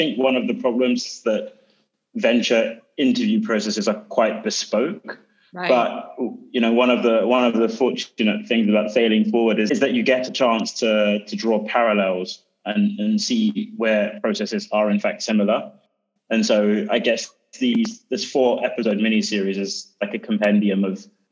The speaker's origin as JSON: {"language": "English", "region": "London", "country": "United Kingdom", "tie": "born or raised there", "also_born_or_lived": "Berlin, Germany", "moved": "as an adult", "lives_now": "Sweden", "said": "I grew up in London, but over the past 3 or 4 years, I've been boomeranging across Europe"}